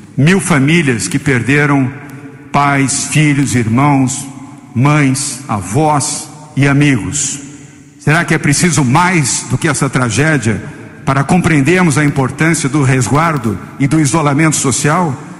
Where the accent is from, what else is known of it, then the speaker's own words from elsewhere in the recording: Brazil; como brasileiro, como cidadão